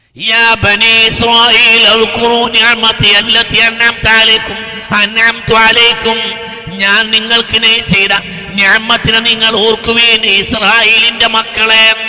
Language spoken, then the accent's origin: Malayalam; Nilambur, Kerala, India; ഞങ്ങൾ നിലമ്പൂർക്കാരാണ്